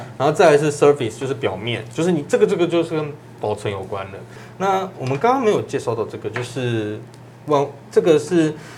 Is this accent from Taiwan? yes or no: yes; Taipei, Taiwan; 这个是我小时候在 台北观光商场附近有一家叫做第一家的球员卡片店